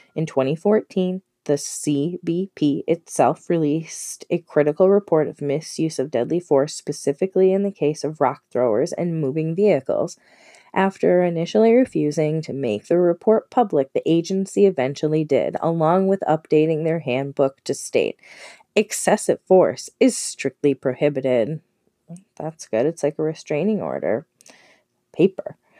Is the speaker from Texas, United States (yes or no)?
no; Minnesota, United States; I'm from Minnesota, it's relatively local